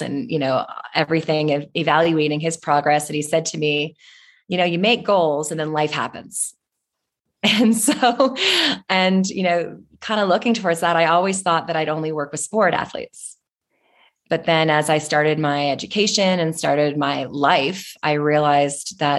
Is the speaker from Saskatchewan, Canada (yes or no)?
no; Toronto, Ontario, Canada; I'm from Toronto in Canada